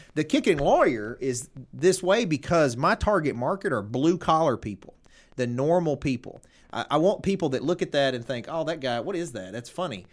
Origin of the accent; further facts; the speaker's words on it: Tipton County, Tennessee, United States; I'm from Tipton County.